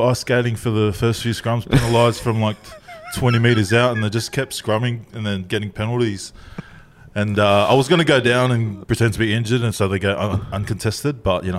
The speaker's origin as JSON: {"language": "English", "country": "Tonga", "said": "They're like, asked me for like a Medicare card, and I didn't get that when I came from Tonga."}